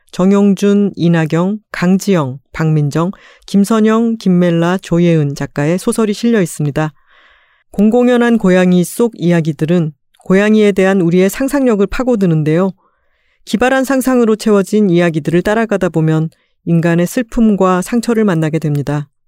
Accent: Busan, South Korea; moved away; 그 말투가 제가 또 부산 출신이다 보니까

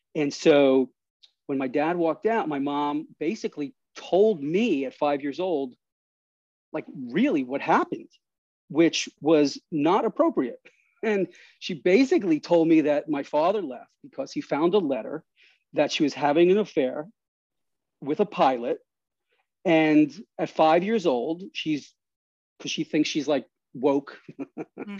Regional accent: New York City, New York, United States; I grew up in Astoria, Queens

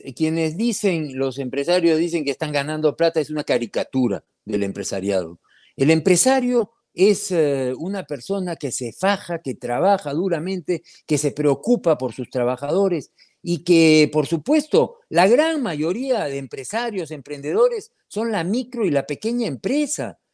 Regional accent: Peru; como peruano, como minero

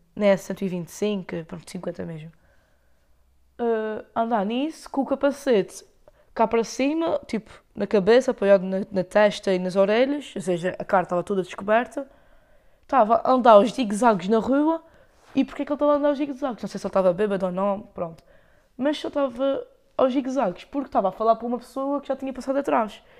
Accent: Lagoa, Azores, Portugal; accent: Micaelense; eu tenho sotaque, não é açoriano, é o sotaque micalense

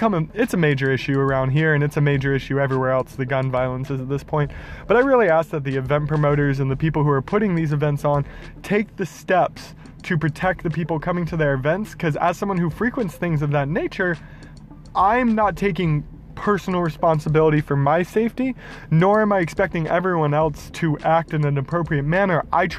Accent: Jacksonville, Florida, United States; It hurt my hometown and it hurt my heart to see people I know down there.

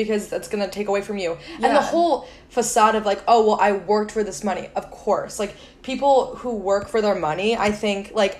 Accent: Lake Forest, Illinois, United States; it's so easy to grow up in this town

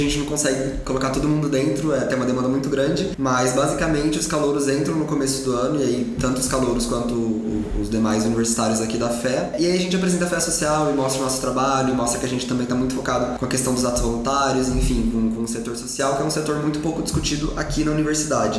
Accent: Aparecida, São Paulo, Brazil; a minha história começa no interior de São Paulo. Eu nasci em Aparecida do Norte

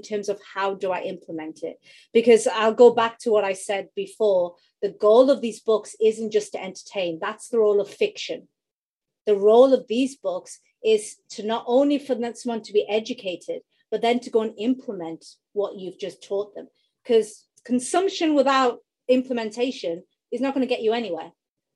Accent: United Kingdom; accent: UK; you can tell from my accent, I'm in the UK

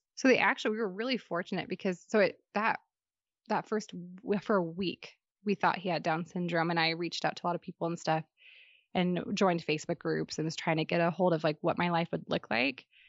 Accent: Western Washington, United States; now in Utah, United States; I grew up in Western Washington

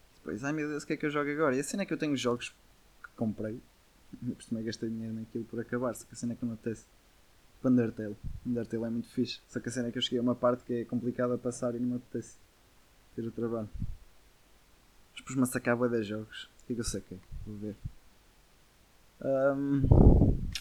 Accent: the North, Northern Portugal, Portugal; Somos aqui do Norte

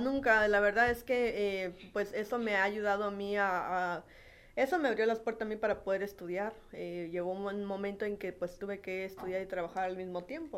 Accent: Baja California, Mexico; also born or lived in Cochoapa el Grande, Guerrero / Ensenada; yo prácticamente toda mi vida la he hecho aquí en Baja California

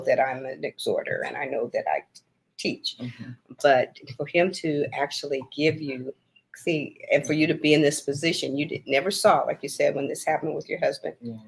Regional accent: Battle Creek, Michigan, United States; I was born in Battle Creek, Michigan

